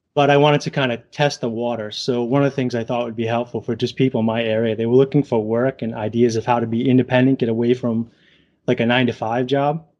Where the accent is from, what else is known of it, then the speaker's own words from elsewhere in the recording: Southern Massachusetts, Rhode Island, New England, United States; accent: New England; from New England area, Southern Mass, Rhode Island